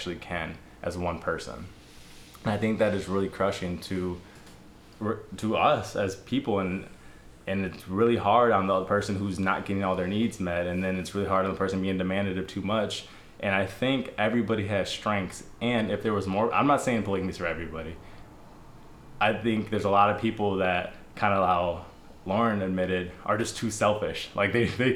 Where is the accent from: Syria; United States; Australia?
United States; we were raised in America and on relatively Christian traditions